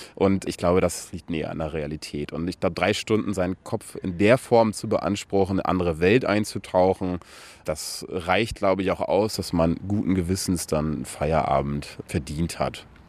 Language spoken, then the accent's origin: German; Aurich, Lower Saxony, Germany; moved away; also born or lived in Emden; in Emden geboren, in Aurich aber aufgewachsen